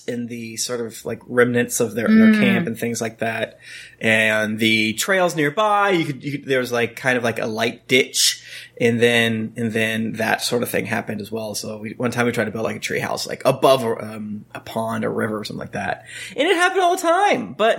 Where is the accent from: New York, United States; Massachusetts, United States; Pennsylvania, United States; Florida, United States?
Florida, United States; growing up in Florida